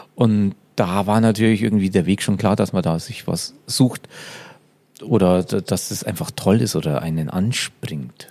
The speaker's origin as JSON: {"language": "German", "area": "Upper Palatinate", "region": "Bavaria", "country": "Germany", "tie": "born or raised there", "said": "Ich komme aus der Oberpfalz"}